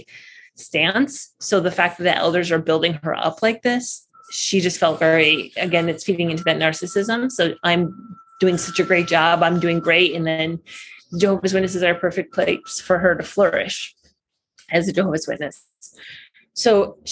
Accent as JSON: {"language": "English", "country": "United States", "tie": "born or raised there", "also_born_or_lived": "Baghdad, Iraq / Michigan / Chicago / California", "moved": "as an adult", "lives_now": "Costa Rica", "said": "So I was born in Baghdad, Iraq, and my family moved to America when I was 1.5."}